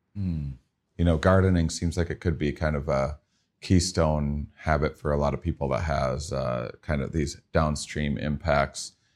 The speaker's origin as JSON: {"language": "English", "region": "Midwest", "country": "United States", "tie": "born or raised there", "said": "I'm from the Midwest, um, and, uh, kind of a smaller town upbringing"}